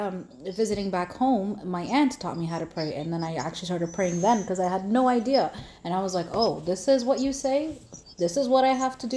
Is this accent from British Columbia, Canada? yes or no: no; Toronto, Ontario, Canada; I grew up in Canada, in uh, Toronto